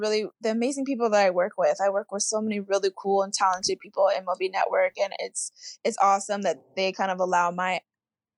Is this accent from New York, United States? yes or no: no; Oldsmar, Florida, United States; I grew up in Tampa, Florida, or Oldsmar, Florida, which is really a suburb of Tampa